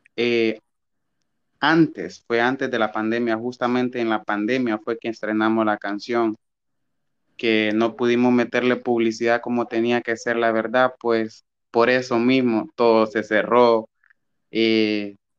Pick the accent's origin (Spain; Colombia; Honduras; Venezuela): Honduras; Batalla, Colón; soy de batalla